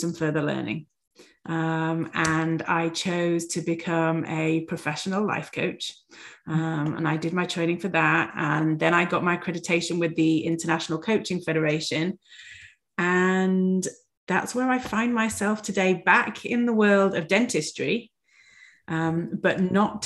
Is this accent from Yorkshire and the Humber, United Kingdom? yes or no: yes; Yorkshire and the Humber, United Kingdom; moved away as an adult; now in United States; I am originally from England. I'm from Yorkshire in England, and I moved to the United States coming up for 6 years ago now.